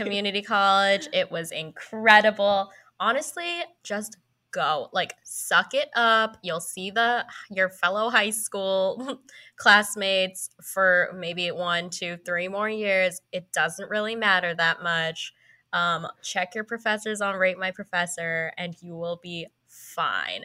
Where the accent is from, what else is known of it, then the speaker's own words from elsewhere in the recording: San Francisco Bay Area, California, United States; I lived in California my whole life. I lived in the San Francisco Bay Area